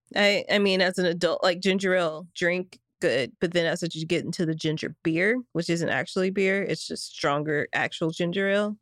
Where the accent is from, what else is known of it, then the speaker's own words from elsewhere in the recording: the South, United States; growing up in the South, everybody has a gun